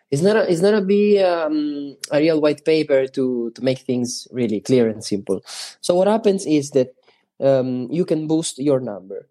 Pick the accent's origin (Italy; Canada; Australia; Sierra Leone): Italy; Sicily; English is a second language; we are from Sicily.